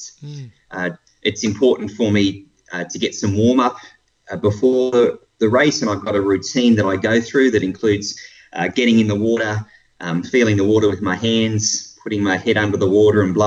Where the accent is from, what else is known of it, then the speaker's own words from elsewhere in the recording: Blue Mountains, New South Wales, Australia; moved away as an adult; now in Melbourne, Australia; I grew up in the Blue Mountains in New South Wales and moved to Melbourne 20 years ago.